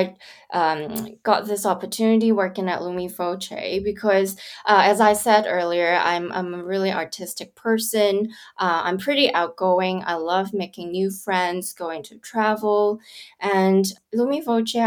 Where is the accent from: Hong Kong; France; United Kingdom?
Hong Kong; Kowloon; moved away; also born or lived in California; I grew up in Hong Kong on the Kowloon side. So my kindergarten to primary, secondary schools, I'm in Kowloon Town